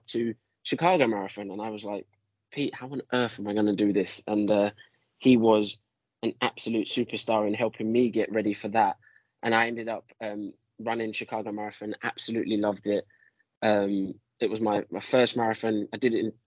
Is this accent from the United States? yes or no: no; London, United Kingdom; I'm from London, so I'm a city boy.